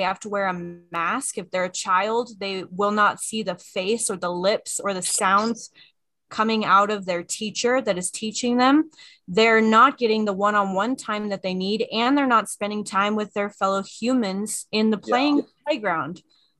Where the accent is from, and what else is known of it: United States